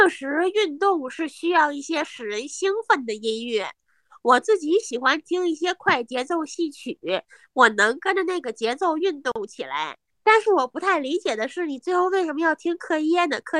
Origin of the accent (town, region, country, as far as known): Hebei, China